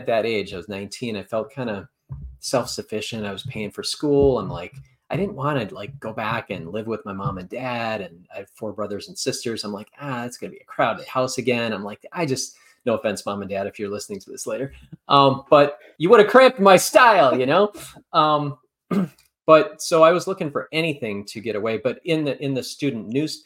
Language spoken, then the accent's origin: English; about an hour from Madison, Wisconsin, United States; I grew up about an hour away. So my hometown was about an hour away